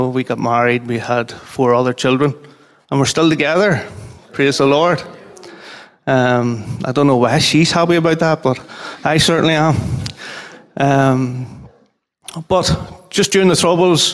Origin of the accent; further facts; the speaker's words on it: Armagh, Northern Ireland, United Kingdom; from Armagh